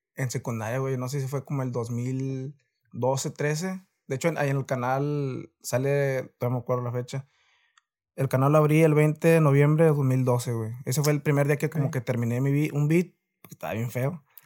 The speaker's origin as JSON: {"language": "Spanish", "town": "Reynosa", "region": "Tamaulipas", "country": "Mexico", "said": "soy de aquí de Reynosa, Tamaulipas"}